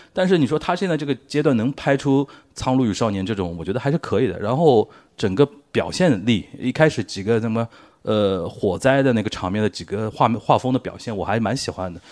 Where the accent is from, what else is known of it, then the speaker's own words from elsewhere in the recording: Shanghai, China; 我身为一个上海人